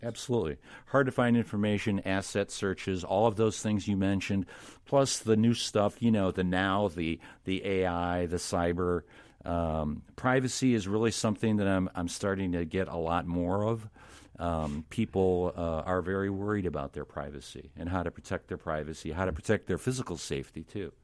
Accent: Illinois, United States; I am from Illinois

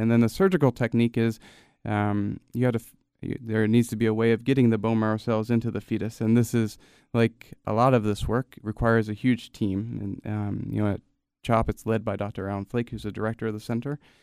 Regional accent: Gloucester City, New Jersey, United States; also born or lived in Camden, New Jersey; I grew up fifteen, twenty minutes outside of Chap, uh, in a town called Gloucester City

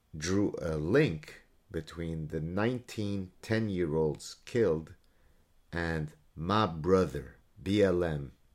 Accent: Canada; as a Canadian

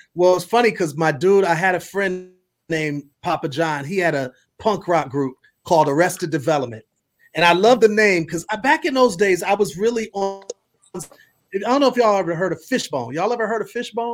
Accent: Milwaukee, Wisconsin, United States; I'm from Milwaukee

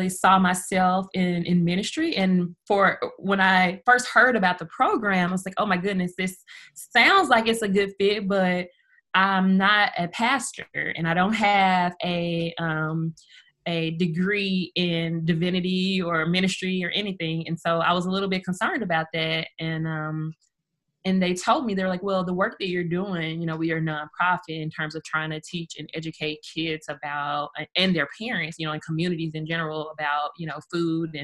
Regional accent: Memphis, Tennessee, United States; moved away as an adult; also born or lived in Texas / Georgia / Cleveland, Ohio; I am a Memphis native, born and raised in Memphis

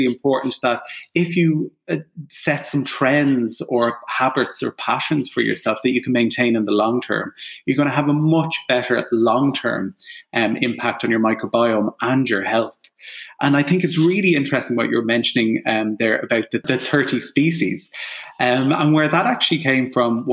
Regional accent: Ireland; I'm Irish

